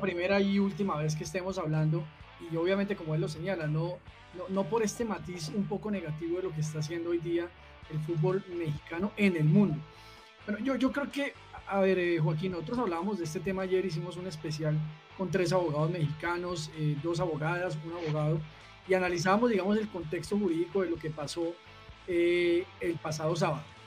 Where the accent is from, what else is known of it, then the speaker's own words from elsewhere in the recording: Bogotá, Colombia; que soy nacido en Bogotá